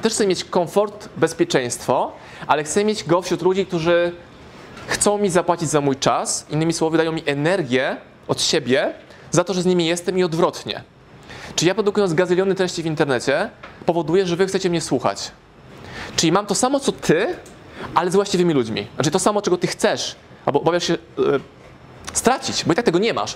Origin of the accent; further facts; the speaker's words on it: Warsaw, Masovian Voivodeship, Poland; moved away as an adult; now in Lublin, Poland; Jestem z Warszawy